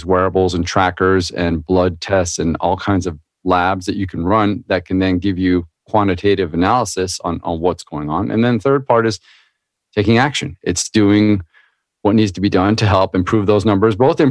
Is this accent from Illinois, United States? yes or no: no; Anaheim, California, United States; I grew up in Orange County down in California, next to Disneyland, Anaheim